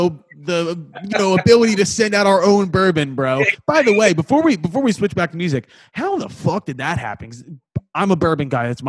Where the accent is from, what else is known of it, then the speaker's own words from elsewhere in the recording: Philadelphia, Pennsylvania, United States; accent: Philly; I'm from Philly.